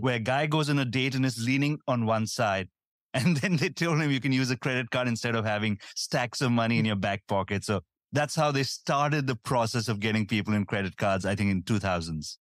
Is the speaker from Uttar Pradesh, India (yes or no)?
yes; Bareilly, Uttar Pradesh, India; moved away as an adult; also born or lived in Delhi; now in Singapore; I grew up in a small town near Delhi. It's called Bareilly